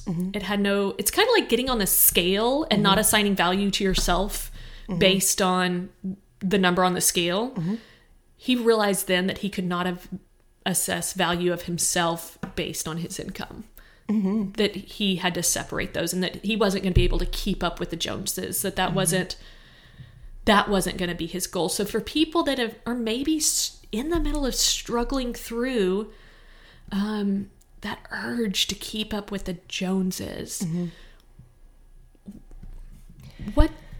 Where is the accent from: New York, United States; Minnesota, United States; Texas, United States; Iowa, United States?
Texas, United States; I grew up in West Texas, mm-hmm. where people work in the oil and gas industry.